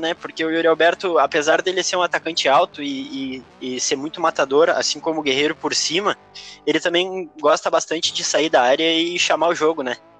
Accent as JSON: {"language": "Portuguese", "town": "Porto Alegre", "region": "Rio Grande do Sul", "country": "Brazil", "said": "sou um coloradaço de Porto Alegre, moro bem pertinho do Beira-Rio"}